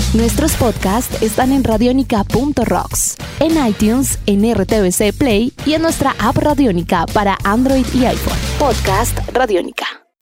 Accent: Colombia; radicado hace ya algún tiempo en nuestro país

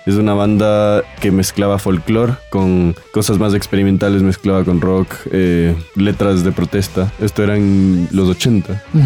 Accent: Quito, Pichincha, Ecuador; Nosotros somos una banda de Quito

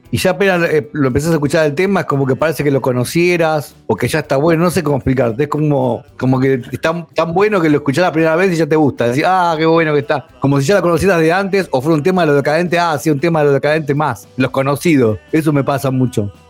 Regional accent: Argentina

